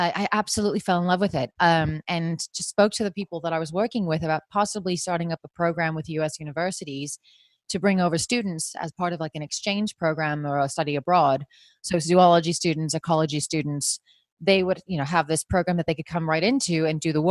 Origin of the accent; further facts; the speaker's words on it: New Jersey, United States; moved away as an adult; also born or lived in South Africa; I am from New Jersey originally